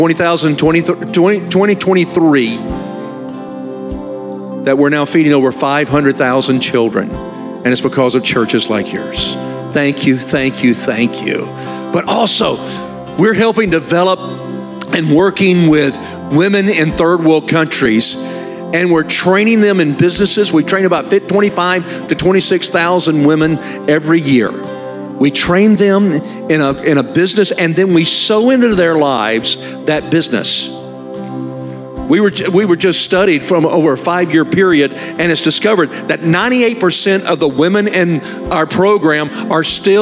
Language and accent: English; Alabama, United States; I was raised in Alabama, so I'm a southerner